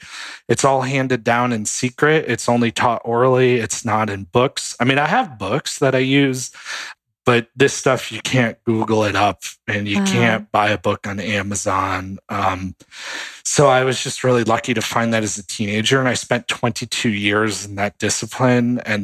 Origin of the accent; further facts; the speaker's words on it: New York City, New York, United States; And my parents got involved before I was born in New York City. That was sort of his hub, and they're from New York. I'm from New York originally.